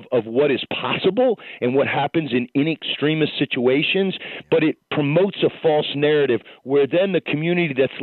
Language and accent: English; Atlanta, Georgia, United States; I'm from Atlanta.